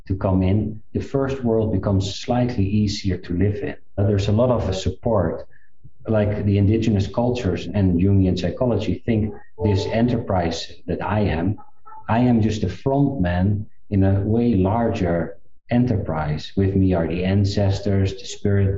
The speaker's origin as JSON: {"language": "English", "country": "South Africa", "tie": "born or raised there", "said": "I was born in South Africa"}